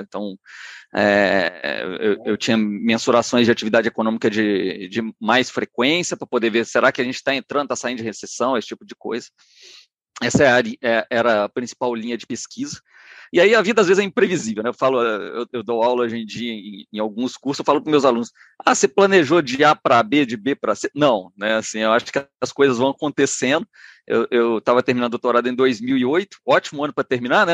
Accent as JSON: {"language": "Portuguese", "region": "Minas Gerais", "country": "Brazil", "also_born_or_lived": "Rio de Janeiro", "said": "eu me formei em economia na UFMG, eu sou, sou mineiro"}